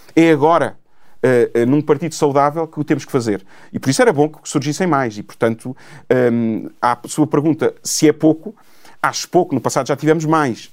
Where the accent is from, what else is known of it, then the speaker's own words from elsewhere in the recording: Cascais, Lisbon, Portugal; tenho uma relação com Cascais quase umbilical. Uh, é a terra, não nasci lá, nasci em Lisboa, porque na altura se nasci, nasci em Lisboa, mas uh, desde de, de, de recém-nascido que vivo naquela terra